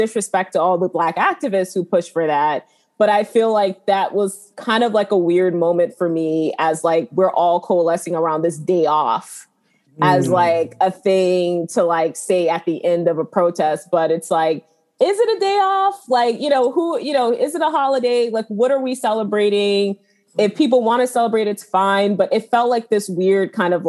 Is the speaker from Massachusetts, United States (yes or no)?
no; South Carolina, United States; I grew up in South Carolina